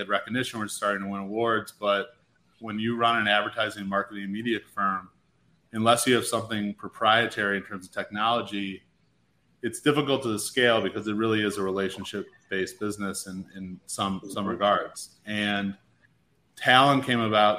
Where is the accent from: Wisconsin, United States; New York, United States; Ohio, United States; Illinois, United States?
Illinois, United States; Chicago; moved away; I'm from Chicago originally.